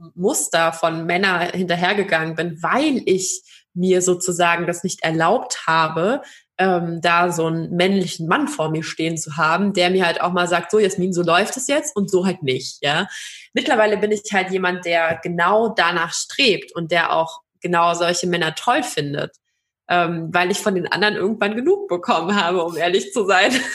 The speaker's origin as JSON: {"language": "German", "region": "Baden-Württemberg", "country": "Germany", "said": "ich bin aber auch aus einem sehr traditionellen Haushalt und ich komme aus Baden-Württemberg"}